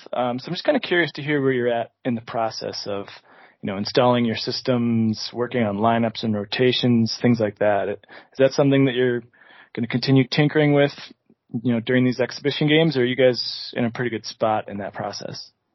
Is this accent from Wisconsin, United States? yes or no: yes; Grafton, Wisconsin, United States; also born or lived in Green Bay, Wisconsin; I grew up in Grafton